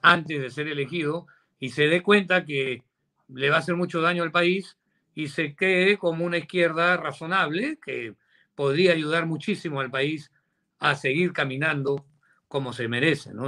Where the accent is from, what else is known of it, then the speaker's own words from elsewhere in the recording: Peru; now in United States; como empresario peruano